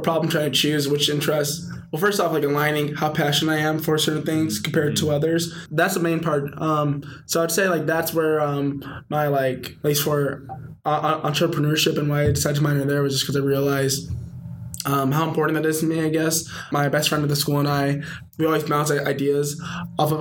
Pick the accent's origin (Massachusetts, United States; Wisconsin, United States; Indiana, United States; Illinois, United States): Illinois, United States; Chicago; moved away as an adult; now in Santa Clara, United States; I'm from Chicago, great city, best city in the world